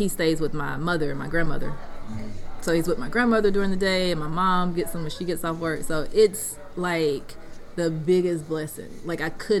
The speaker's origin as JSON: {"language": "English", "town": "Wiggins", "region": "Mississippi", "country": "United States", "tie": "born or raised there", "also_born_or_lived": "San Antonio, Texas / Washington, D.C.", "said": "my hometown"}